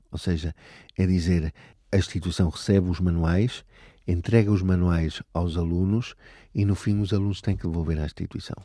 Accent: Aveiro District, Portugal; moved away as an adult; also born or lived in Caracas, Venezuela; now in Venezuela; Eu nasci na Venezuela, em Caracas, e aos dois anos os meus pais voltaram para Portugal. Estamos a falar nos fins dos anos 70, sim, fins de eh, eh, 1979. Vi, uh, viemos para a região de Aveiro, de onde é natural o meu pai, e ali eu cresci

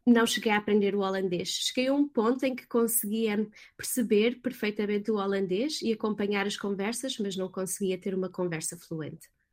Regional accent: Portugal; moved away as an adult; also born or lived in London / Netherlands / Lisbon; now in California, United States; sendo portuguesa e estando em Londres

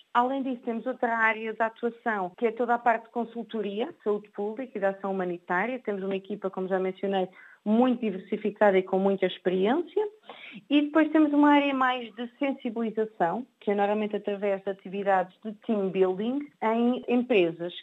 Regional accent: Portugal; sou portuguesa

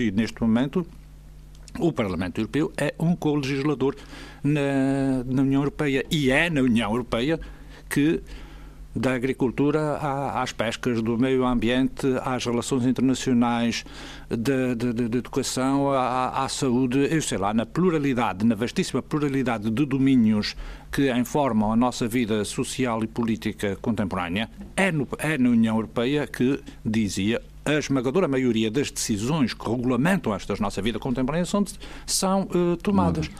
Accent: Azores, Portugal; nós somos diferentes dos demais portugueses porque temos uma identidade própria, que é a que Nemésio deu o nome de açorianidade

